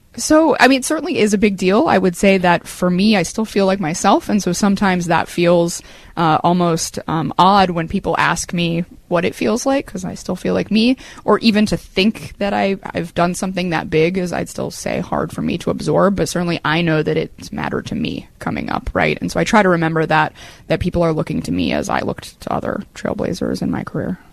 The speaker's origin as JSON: {"language": "English", "town": "San Francisco", "region": "California", "country": "United States", "tie": "born or raised there", "moved": "as an adult", "lives_now": "New York, United States", "said": "I grew up in San Francisco."}